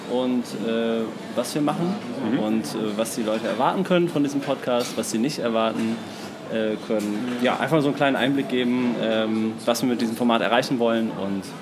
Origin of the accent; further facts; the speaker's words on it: Dortmund, North Rhine-Westphalia, Germany; now in Cologne, Germany; Genau, ich, ich komme ursprünglich aus Dortmund, jetzt, äh, wohne jetzt seit vier Jahren in meiner Wahlheimat Köln ähm, komme aber ursprünglich aus dem, aus dem Pott.